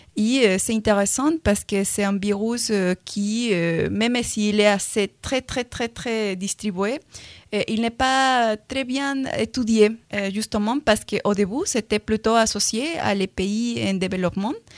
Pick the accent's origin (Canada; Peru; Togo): Peru; accent: Latin American; French is a second language; now in France; je suis péruvienne